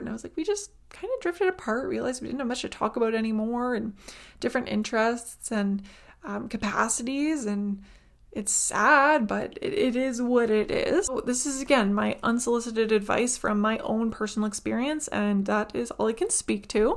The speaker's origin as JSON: {"language": "English", "country": "Ukraine", "moved": "yes", "said": "I was from Ukraine"}